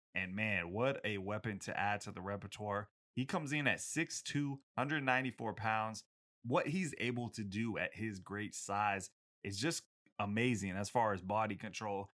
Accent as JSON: {"language": "English", "region": "Washington", "country": "United States", "tie": "born or raised there", "said": "my home state of Washington."}